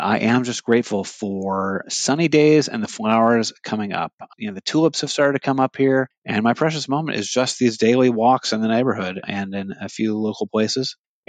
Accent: United States; also born or lived in Hawaii, United States / Seattle, Washington, United States; now in Illinois, United States; I grew up out west in Hawaii and in Seattle, where beauty smacked you upside the head.

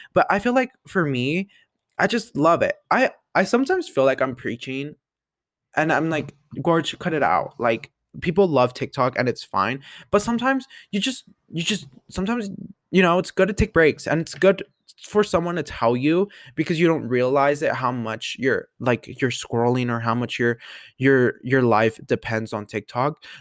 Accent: Colorado, United States; born or raised there

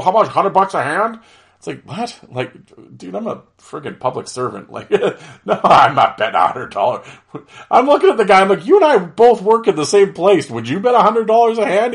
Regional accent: Canada; being Canadian

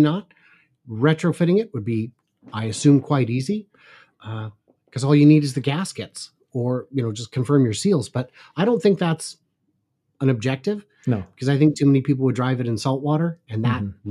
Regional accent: suburbs north of Seattle, Washington, United States; I grew up in north of the suburbs north of Seattle.

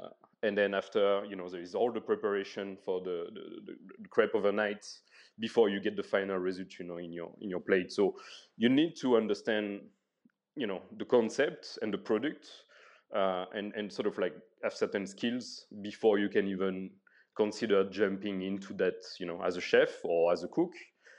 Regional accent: France; English is a second language; I'm coming from France, obviously, and there's a lot of support and packages, you know, it's very social.

